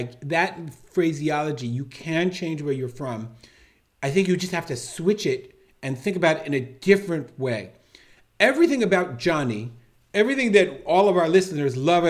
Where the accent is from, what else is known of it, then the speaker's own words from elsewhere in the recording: England, United Kingdom; I can't change the fact that I came from England and I have this miftah and I don't have the language.